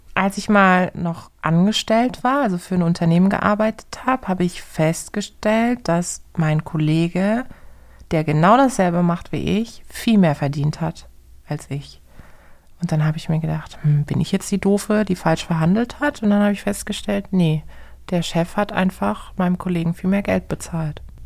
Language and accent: German; Karlsruhe, Baden-Württemberg, Germany; meine Mutter ist äh, die Person, die jeden in meiner Heimatstadt in Karlsruhe kennt